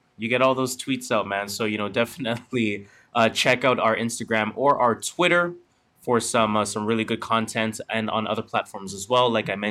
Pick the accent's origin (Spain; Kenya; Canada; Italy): Canada; because we're Canadian, so why not?